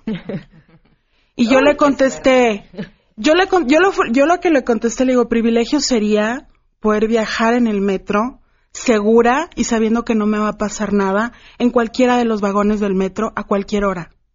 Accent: Ciudad Juárez, Chihuahua, Mexico; yo que soy originaria de Ciudad Juárez, orgullosamente

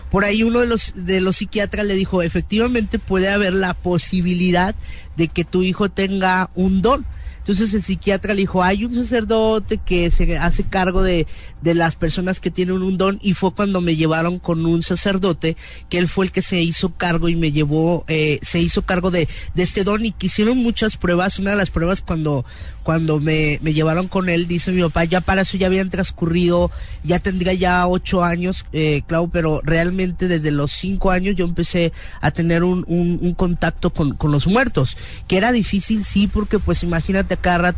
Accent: Mexico; como los mexicanos la celebramos

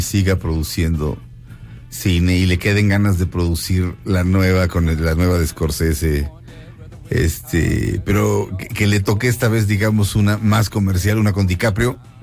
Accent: Mexico; Aquí nací y aquí me muero.

